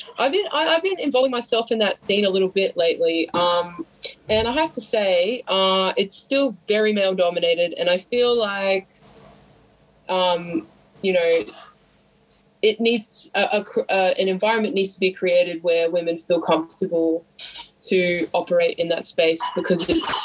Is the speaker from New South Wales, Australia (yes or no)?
yes; Sydney, New South Wales, Australia; We wear leather jackets and we drink heaps of booze, and yeah, we're from Sydney, like that kind of vibe.